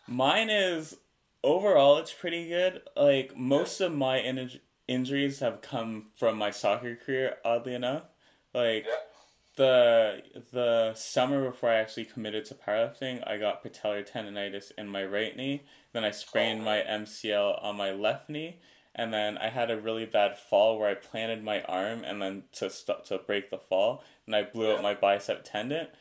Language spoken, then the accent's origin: English; Canada; as a Canadian